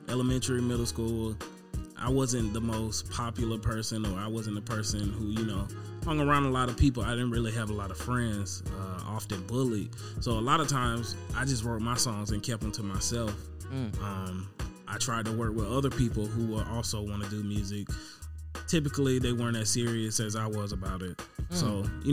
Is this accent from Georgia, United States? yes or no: yes; Albany, Georgia, United States; moved away as an adult; now in Atlanta, United States; Growing up in Albany